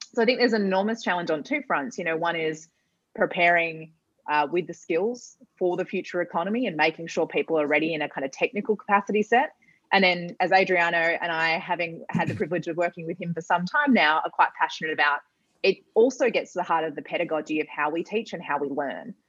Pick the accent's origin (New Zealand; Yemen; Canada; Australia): Australia; Perth, Western Australia; we grew up in Perth, for those who know Perth well, it was in Scarborough.